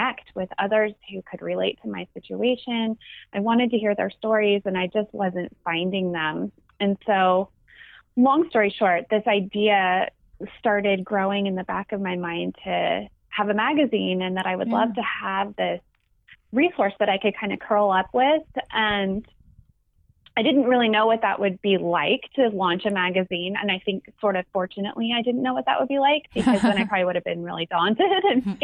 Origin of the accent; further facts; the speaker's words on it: near Santa Cruz, California, United States; now in Santa Cruz, United States; I grew up about only maybe 15 miles actually from Santa Cruz.